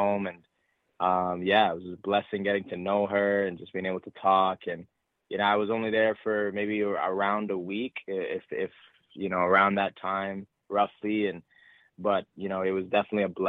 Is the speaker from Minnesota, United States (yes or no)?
no; north of Boston, Massachusetts, United States; I actually live north of Boston, but I live in Massachusetts. And, you know, I've been here all my life, lived in the same house all my life